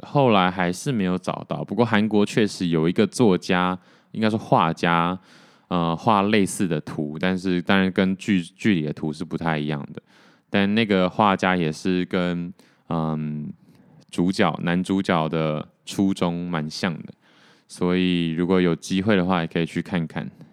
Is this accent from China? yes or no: no; Taiwan; 还好我是台湾人